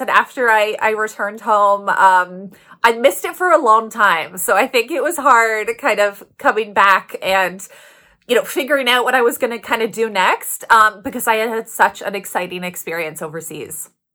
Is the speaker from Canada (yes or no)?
yes; Toronto, Ontario, Canada; moved away as an adult; also born or lived in Halifax, Nova Scotia; I'm from Toronto, uh, born in Toronto, raised in Toronto